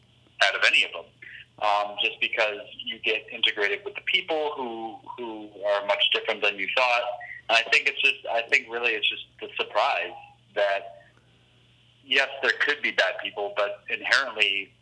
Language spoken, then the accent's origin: English; St. Louis, Missouri, United States; I was raised in St. Louis, Missouri